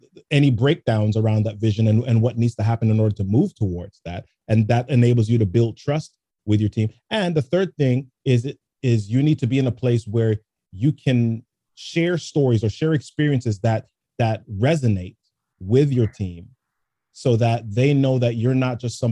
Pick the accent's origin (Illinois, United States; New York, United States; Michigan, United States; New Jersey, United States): New York, United States; New York City; also born or lived in Jamaica; I grew up in the Bronx